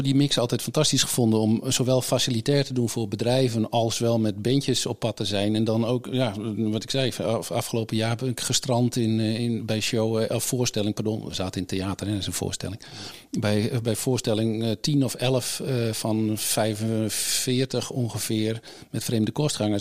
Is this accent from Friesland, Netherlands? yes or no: yes; Friesland, Netherlands; moved away as an adult; also born or lived in England; vanuit Friesland, waar ik vandaan kom